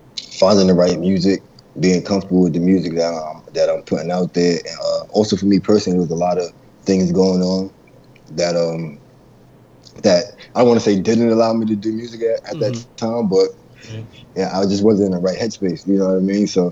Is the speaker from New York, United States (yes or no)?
yes; New York, United States; also born or lived in Baltimore; I'm from New York